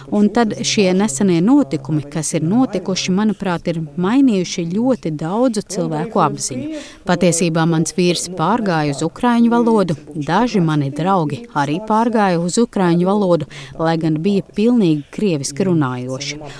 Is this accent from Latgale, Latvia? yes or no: no; Riga, Latvia; now in Germany; Ar dažādām filmām, kuras skatījos bērnībā, Rīgā no padomu laikiem par karu.